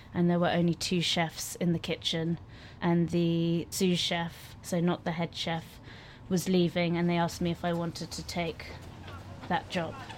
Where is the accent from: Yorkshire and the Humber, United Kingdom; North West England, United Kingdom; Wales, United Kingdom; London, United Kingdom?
London, United Kingdom; I was born in London and grew up in London.